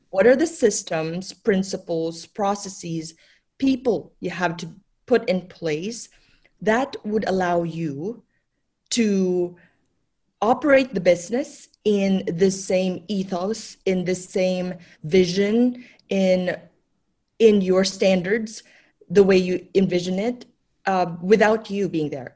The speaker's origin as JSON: {"language": "English", "country": "Philippines", "tie": "born or raised there", "moved": "yes", "said": "when I was growing up in the Philippines, uh, my grandmother owned a coffee shop"}